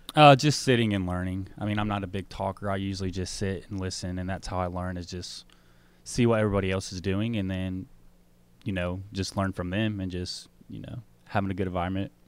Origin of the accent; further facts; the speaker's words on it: Smyrna, Tennessee, United States; also born or lived in Nashville / Murfreesboro / Jackson, Tennessee; I was born in Nashville, grew up in Smyrna, Tennessee all my life